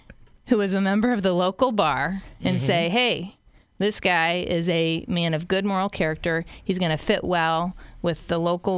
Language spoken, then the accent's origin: English; Springfield, Illinois, United States; I grew up in Springfield.